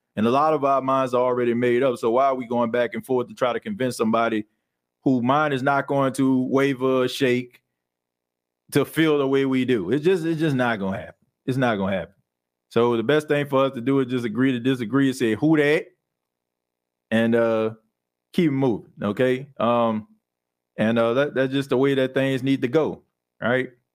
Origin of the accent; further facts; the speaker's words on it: New Orleans, Louisiana, United States; I was born and raised in New Orleans